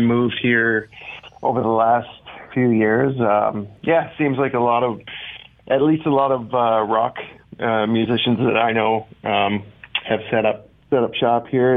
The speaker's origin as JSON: {"language": "English", "area": "Markham / Peterborough", "region": "Ontario", "country": "Canada", "tie": "born or raised there", "also_born_or_lived": "Toronto, Ontario", "said": "I was born in Peterborough, and then my family moved to a town outside of Toronto called Markham, and I basically spent about the first, about 10 years we spent there until I was about 11 or 12"}